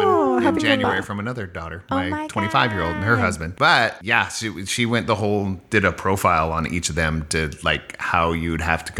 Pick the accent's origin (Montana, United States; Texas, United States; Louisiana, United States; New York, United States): Montana, United States; Columbus; moved away as an adult; also born or lived in Billings, Montana / Tacoma, Washington; now in Sacramento, United States; Raised as a kid mostly in Columbus, Montana, which is about 40 miles this side of Billings. Town of 1,500 people population.